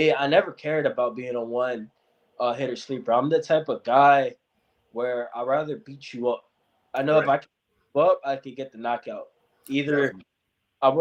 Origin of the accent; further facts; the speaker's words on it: California, United States; I'm from California